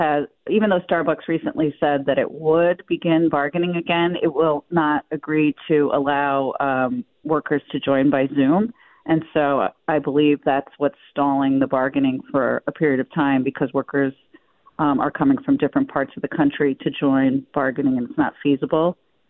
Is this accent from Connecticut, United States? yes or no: no; Buffalo, New York, United States; We come from Buffalo. It's something I think we can be proud of.